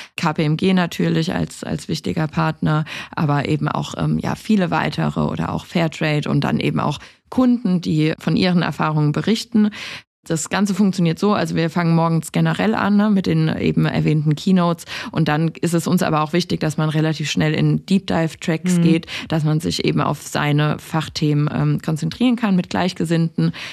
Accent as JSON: {"language": "German", "region": "Rhineland-Palatinate", "country": "Germany", "said": "Ich komme aus der Pfalz"}